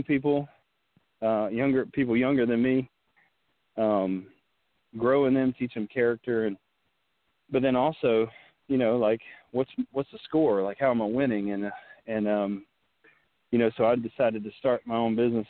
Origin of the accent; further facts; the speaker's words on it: Western North Carolina, United States; moved away; I grew up in Western North Carolina in a very small town.